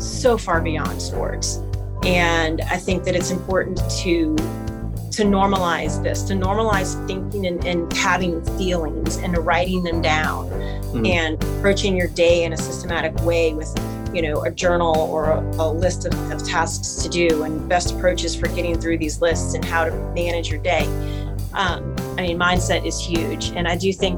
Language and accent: English; New Orleans, Louisiana, United States; I am born and raised in New Orleans, Louisiana. And I've lived here, like I said, I've lived here my entire life.